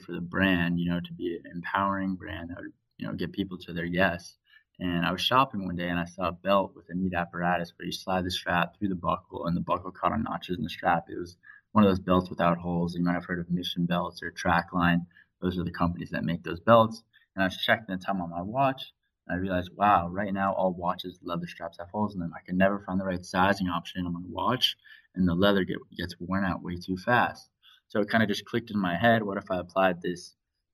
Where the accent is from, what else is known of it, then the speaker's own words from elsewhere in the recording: Washington, District of Columbia, United States; moved away as an adult; now in San Diego, United States; I grew up in Washington, D.C. and originally moved out here 4 years ago to start college at the University of San Diego.